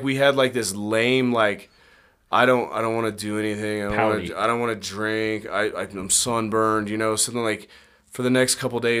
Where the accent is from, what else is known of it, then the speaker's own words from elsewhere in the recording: Wyoming, United States; we're from Wyoming.